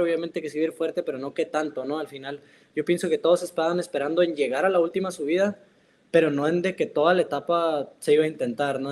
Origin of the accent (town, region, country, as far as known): Mexico; now in Italy